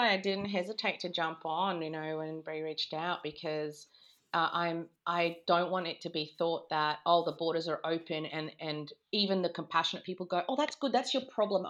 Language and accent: English; Australia; moved away; oh, where are you from, Australian?